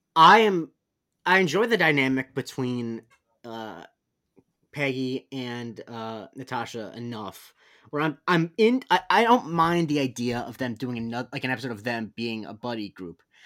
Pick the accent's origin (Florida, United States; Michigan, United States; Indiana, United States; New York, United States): Florida, United States; I grew up in Florida